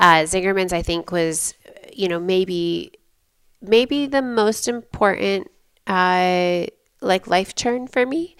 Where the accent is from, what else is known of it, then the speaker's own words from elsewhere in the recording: about twenty miles south of Holland, Western Michigan, United States; also born or lived in Ann Arbor, Michigan; I grew up in Western Michigan, um, about twenty miles south of Holland, Michigan